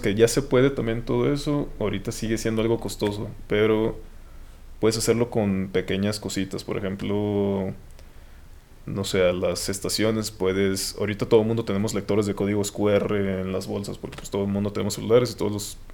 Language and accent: Spanish; Los Mochis, Sinaloa, Mexico; moved away as an adult; now in Guadalajara, Mexico; soy de soy de Los Mochis, Sinaloa. Eh, estudié ahí hasta, hasta la prepa, hasta que tuve 18 años